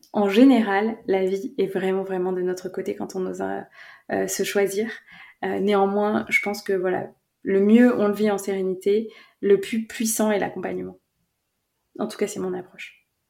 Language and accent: French; France; je suis française